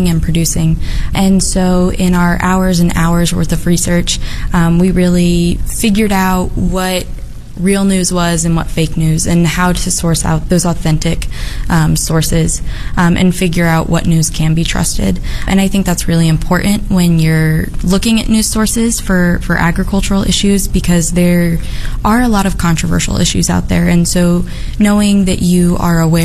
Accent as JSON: {"language": "English", "town": "Lincoln", "region": "Nebraska", "country": "United States", "tie": "born or raised there", "said": "Growing up in Lincoln, you know, we have a lot of agricultural communities around Lincoln"}